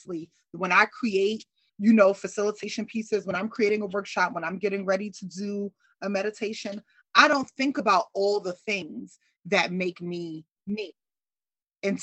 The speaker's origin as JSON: {"language": "English", "town": "New York City", "region": "New York", "country": "United States", "tie": "born or raised there", "said": "I grew up in New York City"}